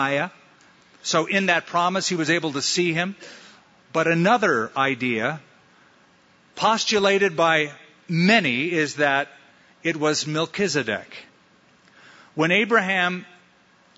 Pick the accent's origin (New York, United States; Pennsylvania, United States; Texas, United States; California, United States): California, United States; Huntington Beach; now in Albuquerque, United States; where I grew up in Huntington Beach